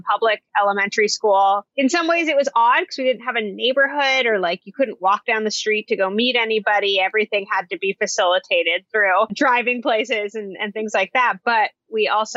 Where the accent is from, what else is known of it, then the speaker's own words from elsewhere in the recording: Portland, Oregon, United States; I grew up right here in Portland, Oregon